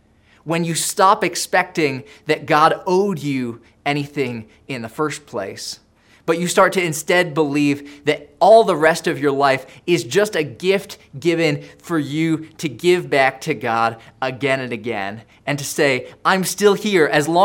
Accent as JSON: {"language": "English", "country": "Indonesia", "tie": "born or raised there", "said": "Now, I grew up in Indonesia"}